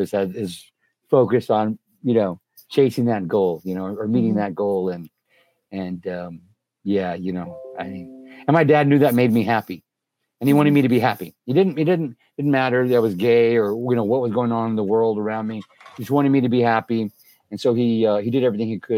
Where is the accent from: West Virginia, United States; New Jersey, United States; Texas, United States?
Texas, United States; Helotes; I grew up in South Texas in a little town called Helotes, Texas.